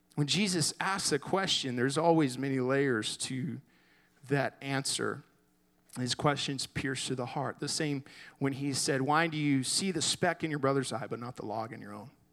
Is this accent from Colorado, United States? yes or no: no; Garland, Texas, United States; I grew up in Garland, went to high school there